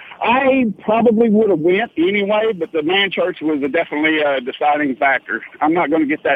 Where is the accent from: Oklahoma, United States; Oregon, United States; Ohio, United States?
Oklahoma, United States; Yes, sir